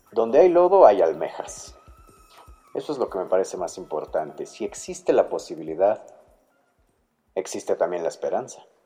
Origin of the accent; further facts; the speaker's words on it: Mexico City, Mexico; soy de la Ciudad de México